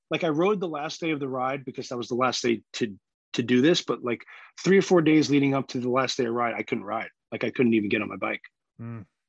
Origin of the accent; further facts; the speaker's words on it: New York, United States; I'm a New Yorker, born and raised.